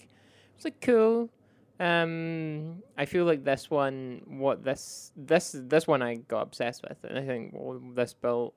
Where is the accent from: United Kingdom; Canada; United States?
United Kingdom; Scotland; I played Risk of Rain 1, and also I grew up in Scotland, which has the greatest Risk of Rain.